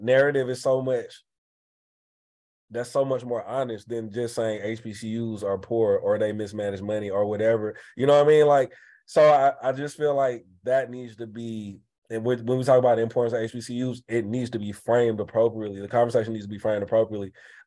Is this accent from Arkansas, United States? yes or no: no; Atlanta, Georgia, United States; I grew up in Atlanta